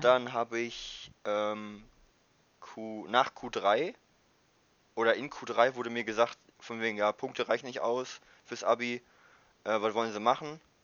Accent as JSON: {"language": "German", "town": "Wildeshausen", "region": "Lower Saxony", "country": "Germany", "also_born_or_lived": "Mexico", "moved": "as an adult", "lives_now": "Meppel, Netherlands", "said": "ich komme aus Willishausen"}